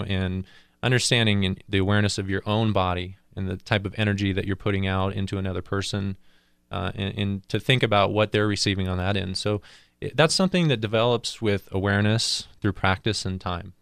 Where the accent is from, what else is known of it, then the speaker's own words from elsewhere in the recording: San Diego, California, United States; moved away; also born or lived in Colorado; originally, I was from San Diego, where I got into martial arts